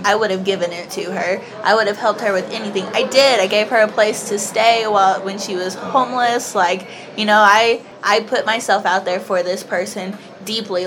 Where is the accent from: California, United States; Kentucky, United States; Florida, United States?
Kentucky, United States; I am from Kentucky in uh-huh. the United States